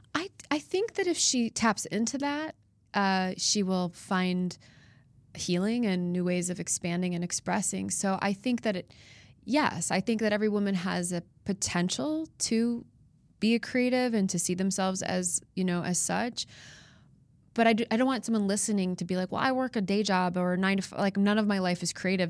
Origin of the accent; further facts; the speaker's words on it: Chicago, Illinois, United States; moved away as an adult; now in Nashville, United States; I'm from Chicago originally and spend most of my life there